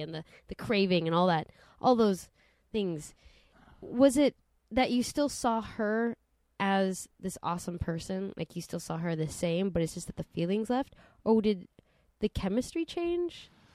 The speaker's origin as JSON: {"language": "English", "town": "Santa Monica", "region": "California", "country": "United States", "tie": "born or raised there", "said": "Growing up in Santa Monica"}